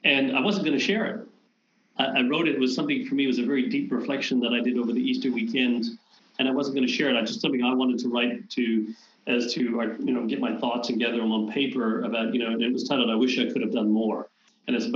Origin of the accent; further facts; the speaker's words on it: Canada; I'm Canadian